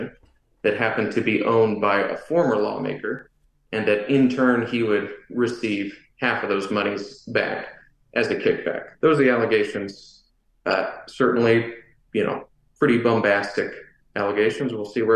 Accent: Collin County, North Texas, United States; moved away; North Texas, I grew up primarily in Collin County, which is just north of Dallas.

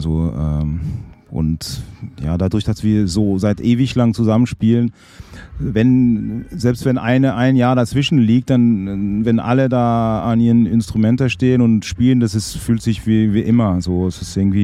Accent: Fribourg, Switzerland; moved away as an adult; also born or lived in Basel / Berlin; Ich hatte auch Bands, auch in Fribourg, in meiner Heimatstadt

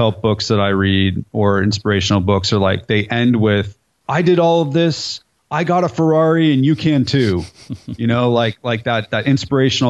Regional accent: California, United States; moved away as an adult; now in Nashville, United States; I'm from California, so I say dude, and I've lived in Nashville for 17 years, so I say y'all

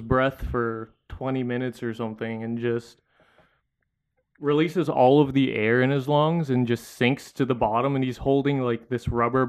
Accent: Philippines; I don't, even as a Filipino person, I don't know a lot.

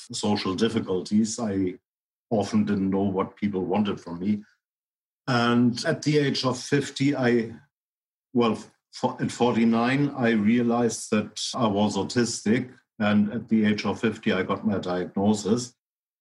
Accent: Hamburg, Germany; moved away as an adult; now in Sligo, Ireland; I was born in Hamburg in 64, moved to Sligo in my 30s, Sligo in Ireland

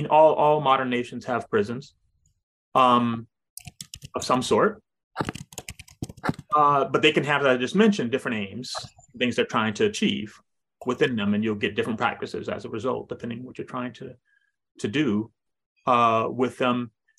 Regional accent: Kumasi, Ashanti, Ghana; You know, we grew up in Kumasi in Ghana, and in the smaller villages

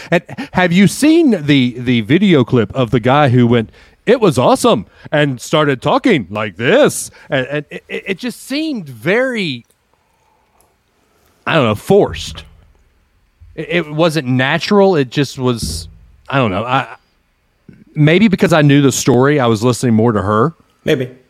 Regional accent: the South, United States; accent: southern; I actually had to go to a class to lose my southern accent and to learn how to talk on air

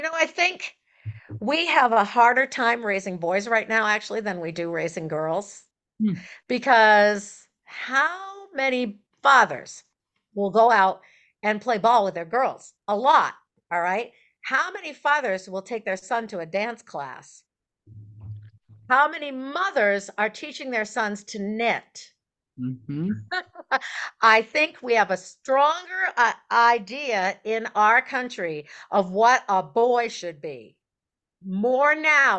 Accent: Maine, United States; I grew up in Maine.

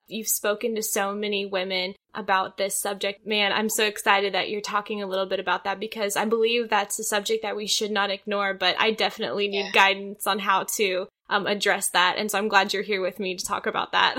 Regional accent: outside the University of Missouri, United States; I grew up outside the University of Missouri

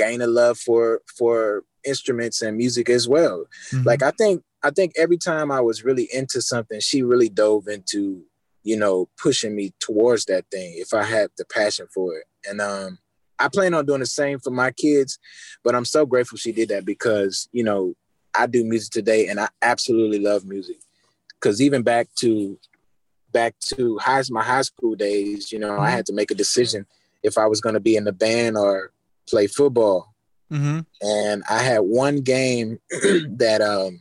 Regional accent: Baton Rouge, Louisiana, United States; Born and raised there

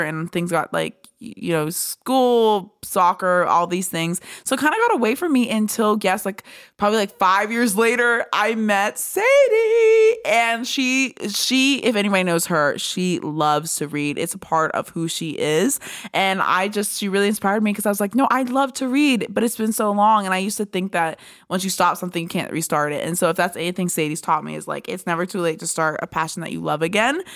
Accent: Pennsylvania, United States; I'm from Pennsylvania

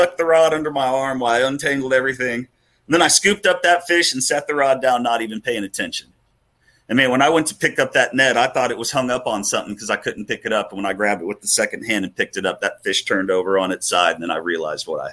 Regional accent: Port O'Connor, Texas, United States; moved away as an adult; now in Houston, United States; my brother and I, we grew up wade fishing in Port O'Connor

